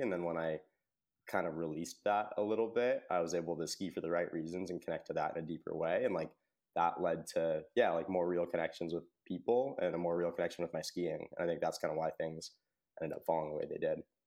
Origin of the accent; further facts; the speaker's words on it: United States; I grew up in Tahoe